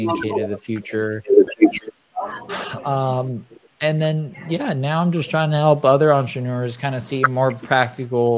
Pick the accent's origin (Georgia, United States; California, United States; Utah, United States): California, United States; Southern; I grew up in Southern California.